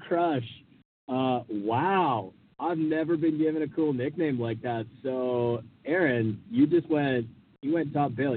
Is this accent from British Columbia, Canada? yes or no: yes; Vancouver Island, British Columbia, Canada; I am from Vancouver Island, British Columbia, Canada